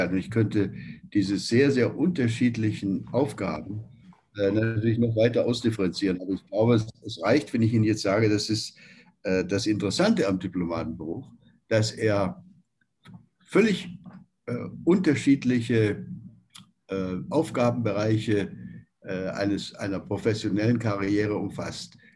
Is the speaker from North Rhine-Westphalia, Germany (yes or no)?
no; Nürtingen, Baden-Württemberg, Germany; also born or lived in Beuren; Ähm, ich bin selbst ja in ganz in der Nähe